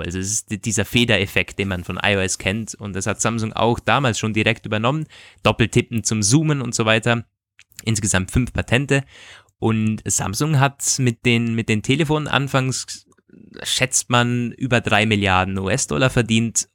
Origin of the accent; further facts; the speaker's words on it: Vorarlberg, Austria; moved away; ich komme aus dem Bundesland Vorarlberg